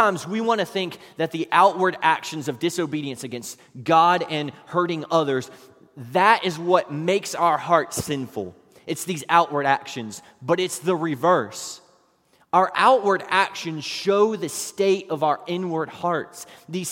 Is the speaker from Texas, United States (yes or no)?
no; West Virginia, United States; while I was growing up in West Virginia